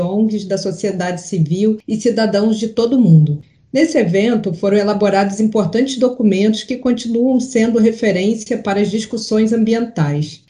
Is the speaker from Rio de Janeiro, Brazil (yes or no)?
yes; Rio de Janeiro, Brazil; foi aqui no Rio de Janeiro, a cidade onde nasci e vivo